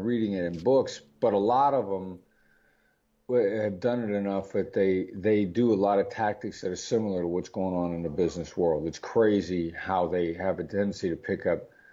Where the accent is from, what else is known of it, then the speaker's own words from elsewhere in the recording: Iowa, United States; I know what my accent sounds like, but I grew up in Iowa. I'm a small town boy from the Midwestern United States.